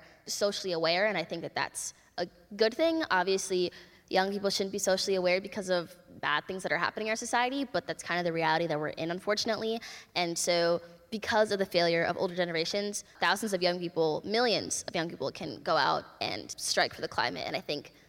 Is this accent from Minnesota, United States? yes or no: yes; Minneapolis, Minnesota, United States; I'm from Minneapolis, Minnesota.